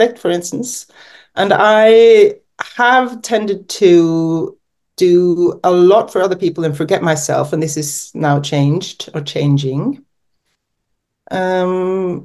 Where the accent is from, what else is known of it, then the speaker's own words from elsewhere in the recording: Norway; also born or lived in England / California, United States; I've grown up mainly in Norway, born in England, and I've lived in the US for 2 years, but that was in my teens